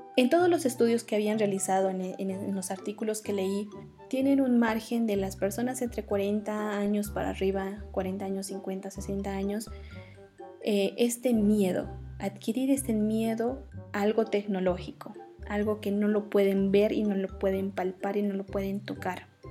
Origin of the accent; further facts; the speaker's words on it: Oruro, Bolivia; en la ciudad de Oruro, donde yo nací, donde crecí